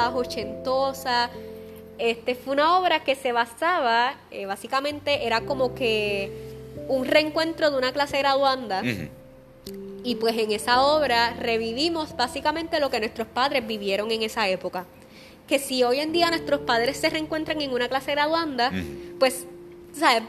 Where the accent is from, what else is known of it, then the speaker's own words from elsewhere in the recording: Aguas Buenas, Puerto Rico; la escuela común de mi pueblo, en Aguas Buenas